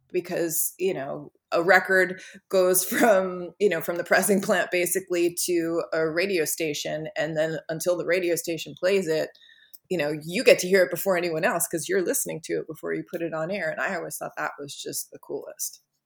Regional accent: Long Beach, New York, United States; I grew up in Long Beach

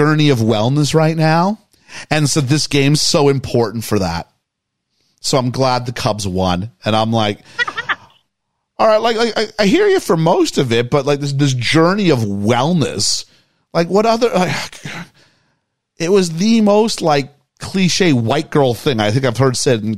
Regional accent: Canada; As a Canadian

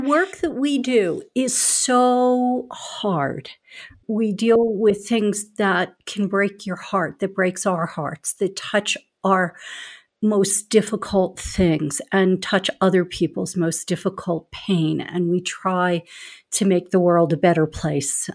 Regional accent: Philadelphia, Pennsylvania, United States; accent: Philly; also born or lived in California; I grew up in Philadelphia, so I, too, am a city person

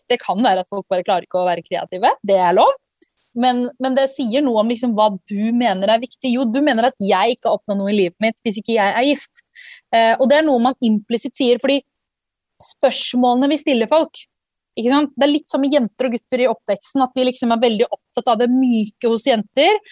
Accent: Norway; jeg vokste opp i Norge

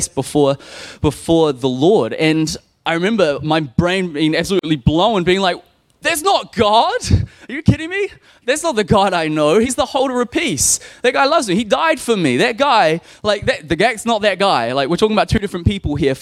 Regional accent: Nelson, New Zealand; I grew up in a Christian home. We went to the Baptist church. I'm in from Nelson

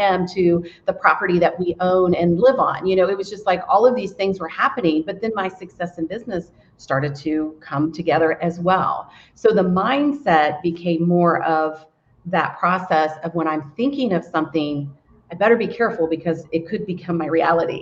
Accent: United States; I am from the Brown County area, born and raised

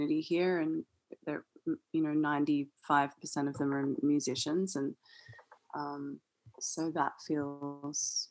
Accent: Australia; accent: Australian; my Australian accent

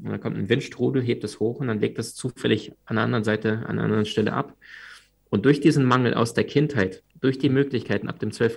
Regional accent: Crimea, Ukraine; moved away; Wir sind damals in der, auf der Halbinsel Krim aufgewachsen. Das war damals Ukraine.

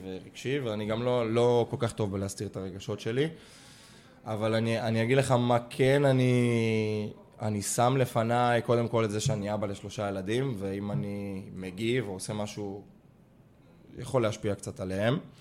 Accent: Israel; גם אני ישראלי, ואני מכיר את התרבות ספורט פה

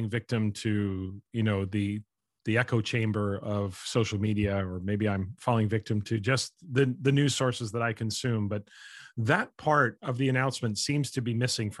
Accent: Canada; as a Canadian

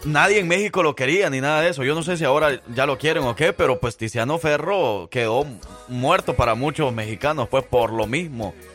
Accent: El Salvador; now in Alabama, United States; yo como salvadoreño

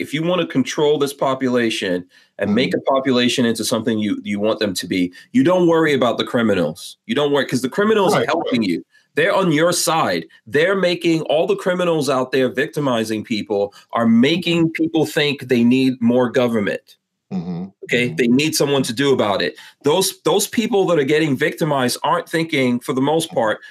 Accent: New York City, New York, United States; moved away; also born or lived in West Palm Beach, Florida; I grew up in New York City

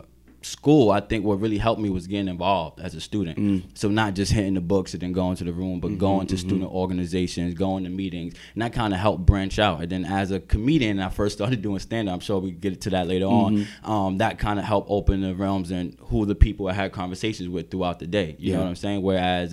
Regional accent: Bronx, New York, United States; Just growing up in the Bronx, I wanted to go away, but I didn't want to be in the middle of nowhere.

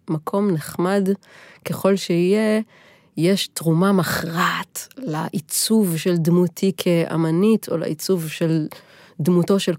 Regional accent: Nazareth Illit, Northern District, Israel; born there; לא, לא, נצרת עילית, אני לא נולדתי בנוף הגליל.

